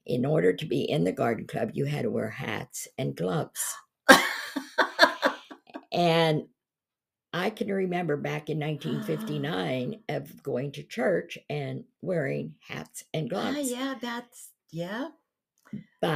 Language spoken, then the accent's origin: English; Pennsylvania, United States; moved away as an adult; also born or lived in Enon Valley, Pennsylvania / the western United States; now in East Palestine, United States; I was born and raised in Pennsylvania.